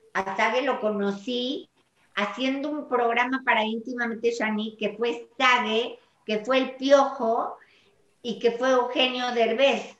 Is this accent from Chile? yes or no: no; Mexico; yo nací en México y amo a México con todo el corazón